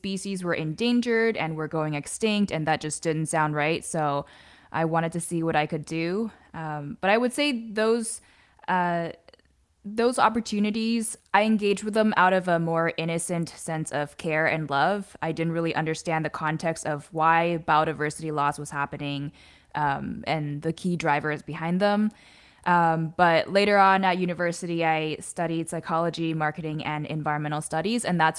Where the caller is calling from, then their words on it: San Diego, California, United States; I'm calling in from San Diego, which is Kumeyaay land in Southern California.